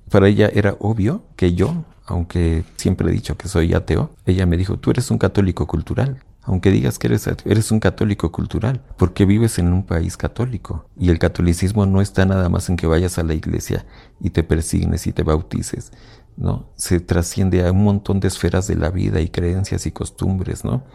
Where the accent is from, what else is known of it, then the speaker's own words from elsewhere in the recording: Mexico; Y como mexicanos en general, la mayoría de la población donde yo crecí